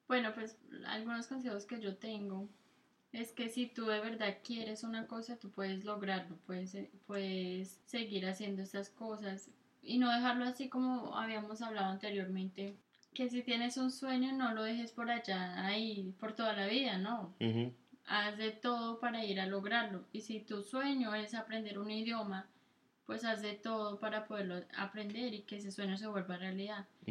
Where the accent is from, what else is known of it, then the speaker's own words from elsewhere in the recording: Colombia; accent: Colombian mixed with Italian; moved away as an adult; also born or lived in Italy; now in United States; mi acento todavía es colombiano, es como un mix entre colombiano y italiano